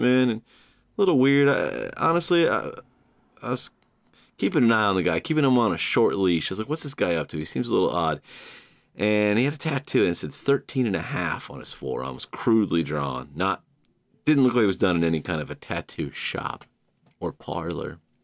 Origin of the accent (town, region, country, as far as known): Georgia, United States; born or raised there